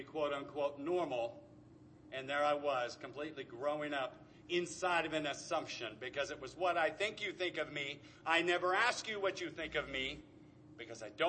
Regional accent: Anaheim, California, United States; also born or lived in Tustin, California; Born and raised in Anaheim, long before anybody called it Anacrime

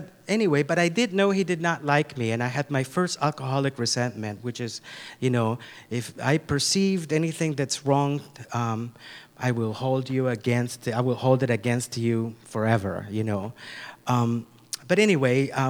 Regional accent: Nicaragua; moved away; I'm originally from Nicaragua. I'm from Central America

